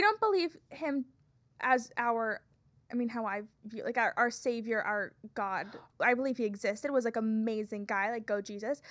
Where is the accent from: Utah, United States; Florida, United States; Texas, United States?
Florida, United States; moved away; I'm from Florida